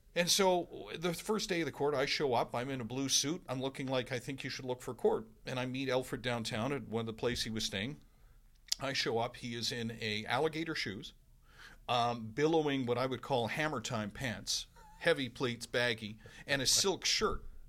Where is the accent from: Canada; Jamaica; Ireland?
Canada; Vancouver, British Columbia; moved away as an adult; also born or lived in Winnipeg; now in Edmonton, Canada; I lived thirty-one years in Vancouver. That's really home for me